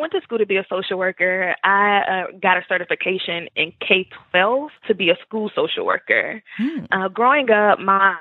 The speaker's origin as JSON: {"language": "English", "town": "Memphis", "region": "Tennessee", "country": "United States", "tie": "born or raised there", "also_born_or_lived": "Murfreesboro, Tennessee", "lives_now": "Nashville, United States", "said": "I grew up in Memphis, Tennessee"}